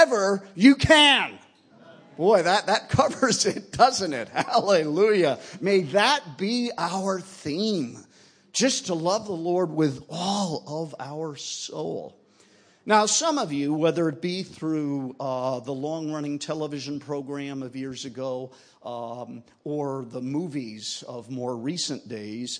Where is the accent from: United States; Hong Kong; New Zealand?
United States; I'm from the United States